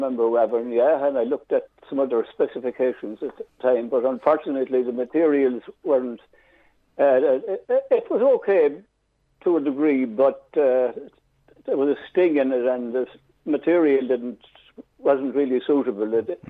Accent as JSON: {"language": "English", "area": "Tipperary", "region": "Munster", "country": "Ireland", "tie": "born or raised there", "also_born_or_lived": "Offaly / Navan", "moved": "as an adult", "said": "I was born in Tipperary and everybody hurls in Tipperary."}